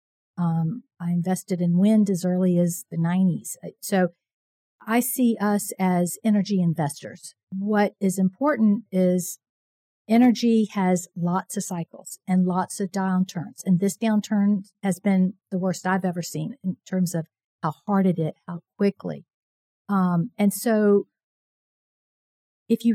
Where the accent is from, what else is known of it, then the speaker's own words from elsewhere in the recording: Virginia, United States; moved away as an adult; now in Houston, United States; I grew up in Virginia.